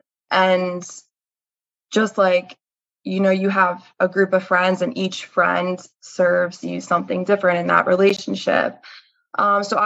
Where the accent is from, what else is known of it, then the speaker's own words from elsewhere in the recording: Bucks County, Pennsylvania, United States; I grew up in Bucks County, which is a very rich area